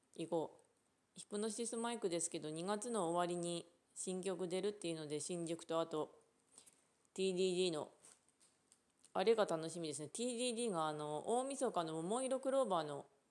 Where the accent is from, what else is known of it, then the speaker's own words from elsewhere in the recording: Ishikawa, Japan; 石川出身ですけど